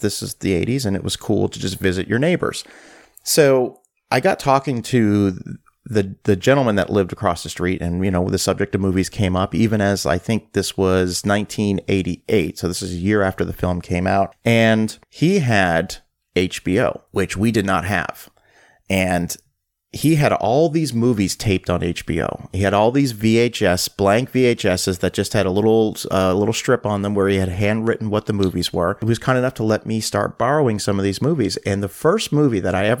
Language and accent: English; Halifax, Nova Scotia, Canada; growing up in Halifax, Nova Scotia